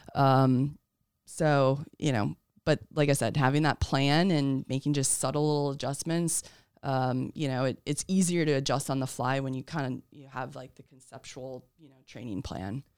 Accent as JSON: {"language": "English", "region": "Wisconsin", "country": "United States", "also_born_or_lived": "Massachusetts", "moved": "as an adult", "said": "I'm originally from Wisconsin."}